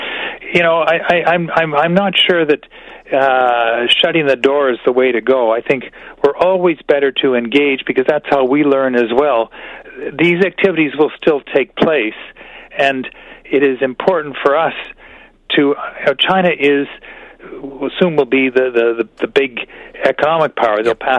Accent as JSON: {"language": "English", "country": "Canada"}